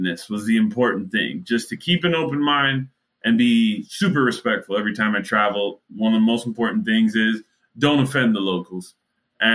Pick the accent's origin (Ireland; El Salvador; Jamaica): Jamaica; now in Miami, United States; as a Jamaican